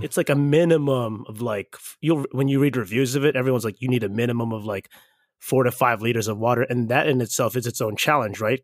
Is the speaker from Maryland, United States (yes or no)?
yes; Baltimore, Maryland, United States; I'm from Baltimore